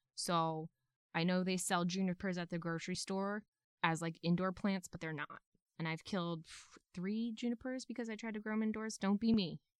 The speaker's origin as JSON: {"language": "English", "region": "New England", "country": "United States", "said": "I'm from New England"}